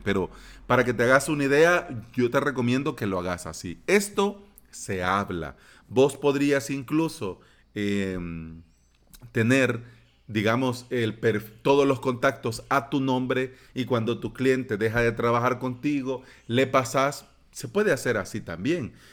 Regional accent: El Salvador; aquí en mi país

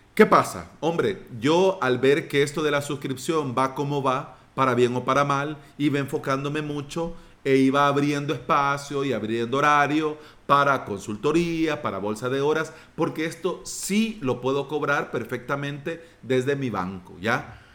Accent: El Salvador; mi país

